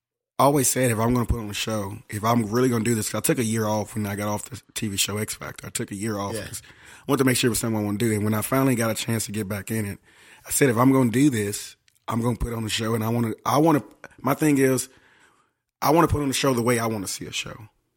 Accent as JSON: {"language": "English", "town": "Memphis", "region": "Tennessee", "country": "United States", "tie": "born or raised there", "said": "I was raised on, you know, it's bluesy over there in Memphis, you know."}